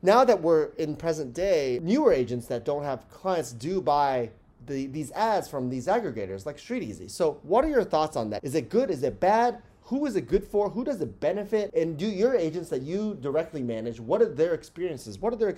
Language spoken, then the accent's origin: English; New York City, New York, United States; I wasn't really a fan of Zillow as a New Yorker.